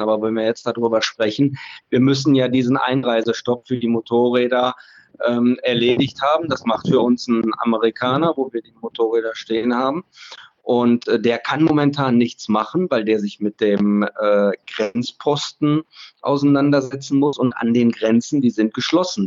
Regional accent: Germany; Wir sind weit und breit als Deutsche die einzigen, die hier informiert werden

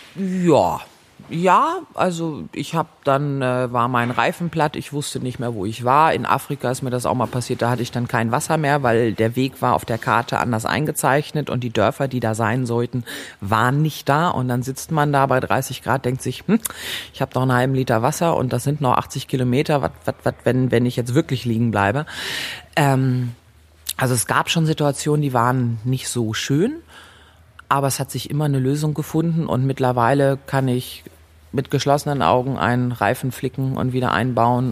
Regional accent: Germany; ich komme aus Deutschland und ich bin 30, 29 Jahre alt

